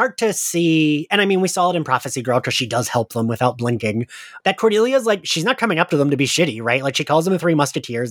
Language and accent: English; New Jersey, United States; I grew up in Jersey